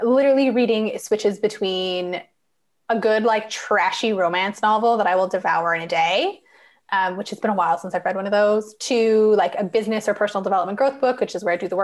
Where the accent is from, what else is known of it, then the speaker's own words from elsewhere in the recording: Cranbrook, British Columbia, Canada; also born or lived in Vancouver, British Columbia; now in Nanaimo, Canada; I was born or I grew up in Cranbrook, British Columbia in Canada. And I currently live in Nanaimo, British Columbia on Vancouver Island